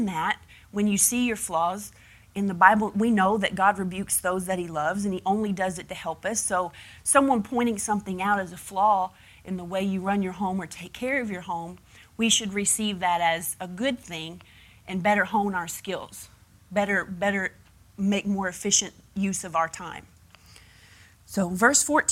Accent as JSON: {"language": "English", "country": "United States"}